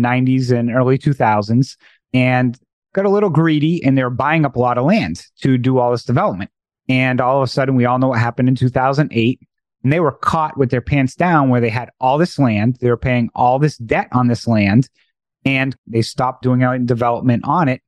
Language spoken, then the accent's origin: English; Massachusetts, United States; moved away; I'm originally from Massachusetts